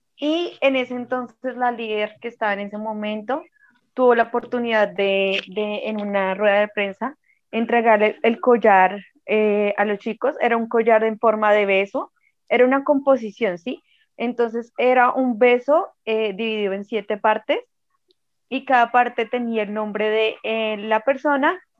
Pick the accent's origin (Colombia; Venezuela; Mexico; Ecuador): Colombia; uno siente que como colombiano